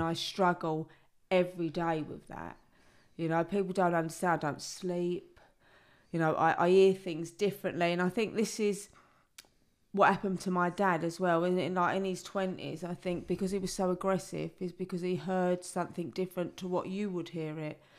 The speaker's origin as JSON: {"language": "English", "region": "London", "country": "United Kingdom", "tie": "born or raised there", "said": "I was brought up in the East End in the seventies and the eighties"}